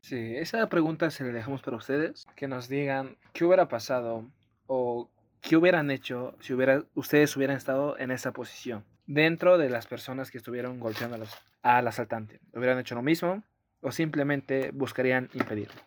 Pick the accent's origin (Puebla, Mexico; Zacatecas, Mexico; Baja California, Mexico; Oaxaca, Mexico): Oaxaca, Mexico; now in Mexico City, Mexico; Yo que vengo de Oaxaca y de la zona donde soy